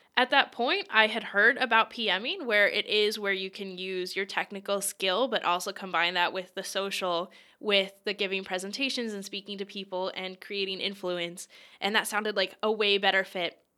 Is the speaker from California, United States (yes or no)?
no; Lancaster, Pennsylvania, United States; originally, I'm from Lancaster, Pennsylvania, and I did do a bunch of things growing up